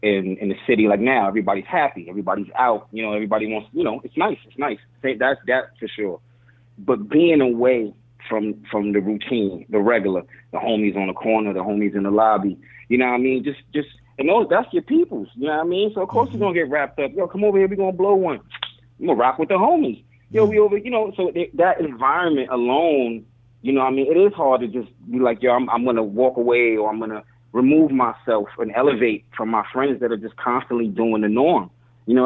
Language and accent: English; New York City, New York, United States; now in Miami Beach, United States; I'm from the Bronx. We got Orchard Beach